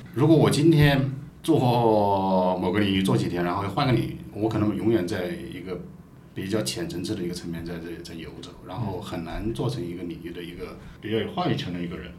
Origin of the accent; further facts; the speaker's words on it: Hubei, China; now in Changsha, China; 我们老家是湖北